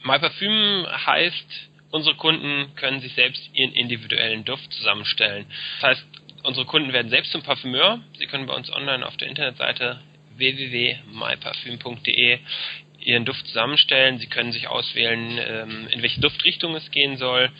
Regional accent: Berlin, Germany; also born or lived in Frankfurt (Oder); ich bin gebürtiger Berliner, einer der wenigen hier

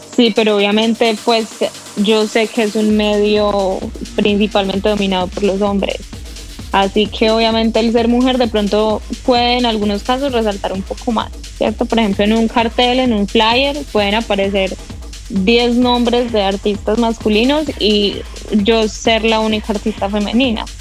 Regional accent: Colombia; yo soy colombiana

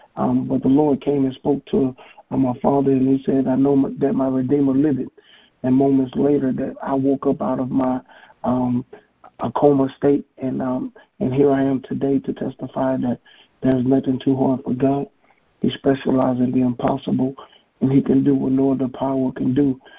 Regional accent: Hammond, Louisiana, United States; from Hammond, Louisiana.

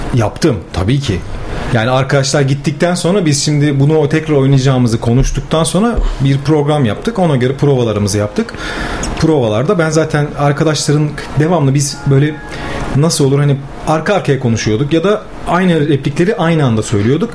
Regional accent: Gemlik, Bursa, Turkey; also born or lived in İzmit, Kocaeli; Ben Gemlik'te büyümeye başladım. Bir 5 yıl sonra 5 yaşımdayken. İlk orta öğrenimimi Gemlik'te tamamladım.

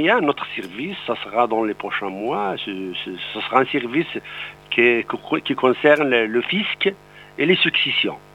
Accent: Morocco; French is a second language; moved away as an adult; also born or lived in Montpellier, France; now in Italy; moi, je suis, je suis d'origine euh, marocaine. Je suis né au Maroc sur les montagnes de l'Atlas. J'ai fait l'université au Maroc

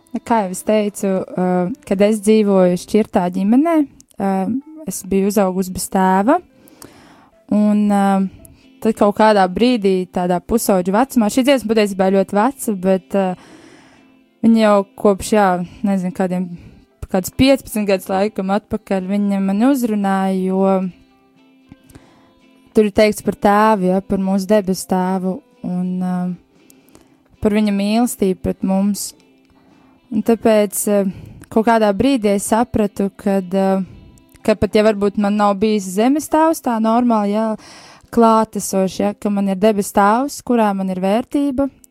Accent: Bauska, Bauska Municipality, Latvia; es esmu no Bauskas

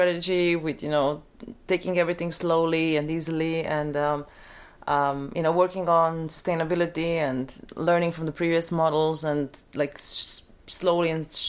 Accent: Ljubljana, Slovenia; my hometown, Ljubljana, mm-hmm. Slovenia.

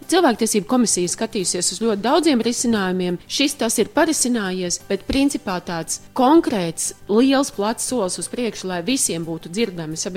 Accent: Latgale, Latvia; accent: Latgalian; Rādio 1 ir konkrēts saturs, kas tiek radīts latgaliešu izloksnē. Es ar prieku viņu klausos. Tā ir mana bērnības dienu izloksne un valoda, ko es dzirdēju pie saviem vecākiem.

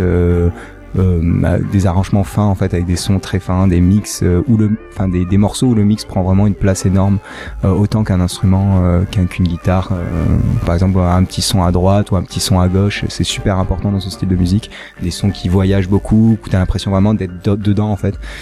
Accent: Nice, Provence-Alpes-Côte d'Azur, France; moved away; also born or lived in Paris; moi j'étais de Nice, je suis monté à Paris

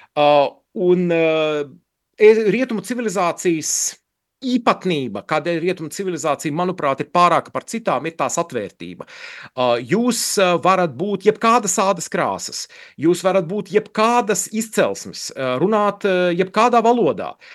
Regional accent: Latvia; moved away; es esmu latvietis un dzimis Latvijā un audzis Latvijā

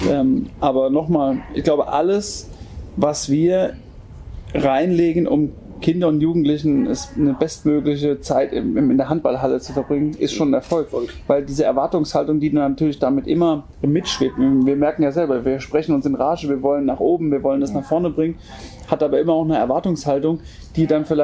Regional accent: Obernburg, Bavaria, Germany; Bin halt einfach auch hier in einem familiären Umfeld groß geworden in Obernburg

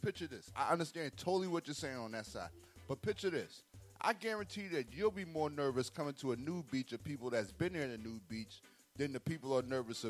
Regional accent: New York, United States; I'm from New York.

